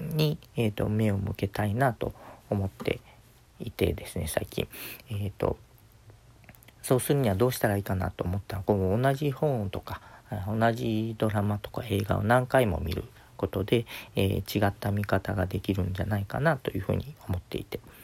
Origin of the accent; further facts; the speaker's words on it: Kagawa, Japan; now in Okayama, Japan; 香川の出身なので